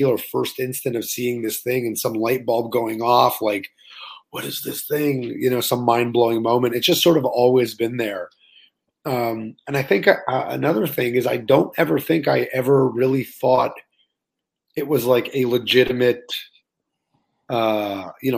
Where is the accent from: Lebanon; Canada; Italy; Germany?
Canada; Laval, Quebec; also born or lived in Montreal, Canada / Orlando, United States; I grew up in Montreal until I was about 7. And then we moved to Laval until I was 27.